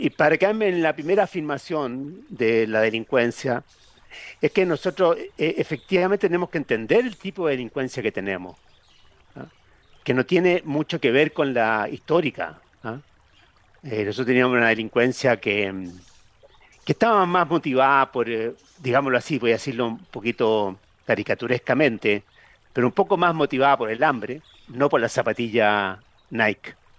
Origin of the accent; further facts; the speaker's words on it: Chile